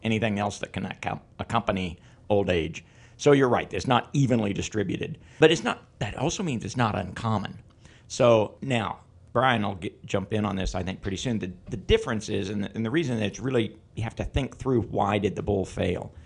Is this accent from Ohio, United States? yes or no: no; Northeast Kansas, United States; also born or lived in Illinois / Missouri; I grew up in Northeast Kansas and came to K-State to do my undergraduate and vet school.